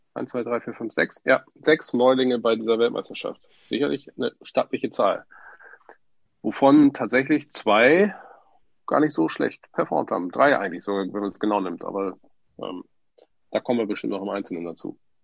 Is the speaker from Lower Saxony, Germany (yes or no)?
yes; Wilhelmshaven, Lower Saxony, Germany; kommen gebürtig aus Wilhelmshaven